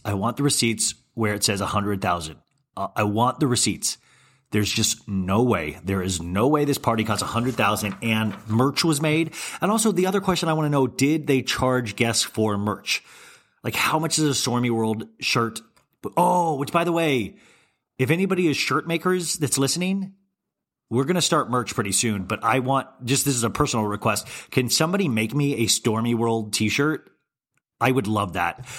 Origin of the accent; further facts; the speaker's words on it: Kansas, United States; am I just too Midwestern and I was raised in Kansas